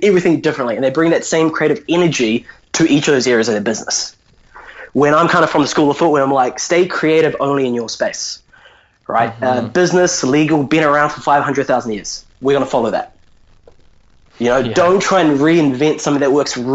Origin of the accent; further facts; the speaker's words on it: New Zealand; I'm Indian, but born and raised in New Zealand